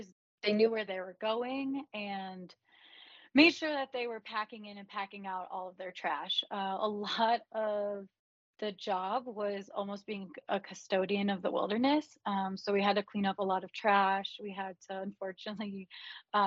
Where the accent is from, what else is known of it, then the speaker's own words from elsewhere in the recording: Cleveland, Ohio, United States; moved away; I grew up in Cleveland, Ohio